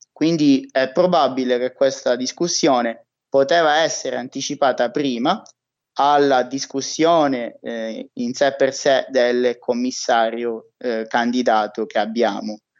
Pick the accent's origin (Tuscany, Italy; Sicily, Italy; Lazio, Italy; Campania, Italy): Sicily, Italy; Palermo; moved away; also born or lived in Trento; io sono palermitano